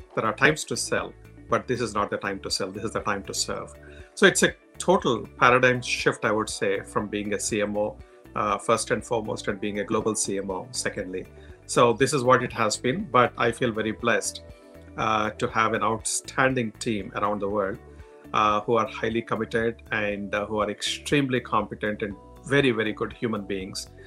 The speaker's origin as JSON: {"language": "English", "country": "India", "accent": "Indian", "moved": "yes", "said": "coming from India, with my strong Indian accent"}